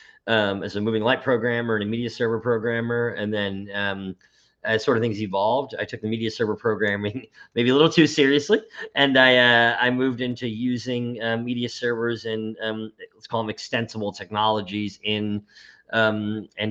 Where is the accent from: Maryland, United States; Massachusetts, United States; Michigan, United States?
Massachusetts, United States; Boston; born and raised in Boston or near Boston, 15 minutes outside the city-ish